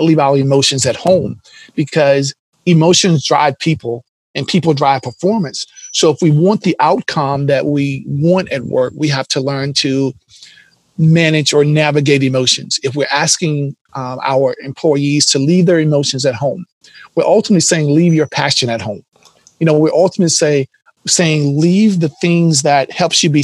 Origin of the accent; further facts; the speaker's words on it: the South, United States; growing up in the South